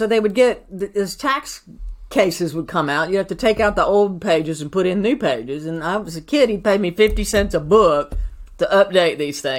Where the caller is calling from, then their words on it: Napa, California, United States; Napa, California. Wine country, y'all.